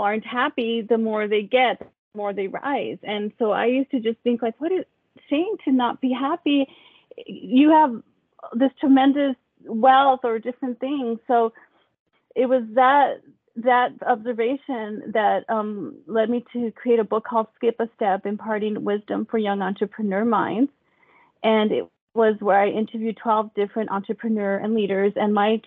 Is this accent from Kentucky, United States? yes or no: no; El Paso, Texas, United States; now in California, United States; I grew up in El Paso, Texas, and I grew up really poor